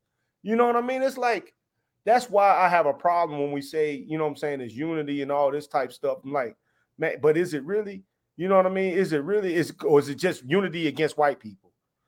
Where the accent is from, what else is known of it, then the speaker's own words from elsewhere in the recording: the South, United States; moved away as an adult; I'm from the South, man. I lived in the South, you know what I'm saying, until I joined the military.